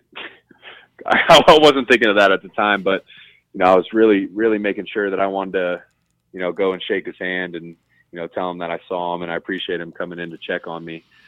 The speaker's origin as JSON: {"language": "English", "town": "Columbus", "region": "Ohio", "country": "United States", "tie": "born or raised there", "said": "I'm a kid from Columbus, Ohio"}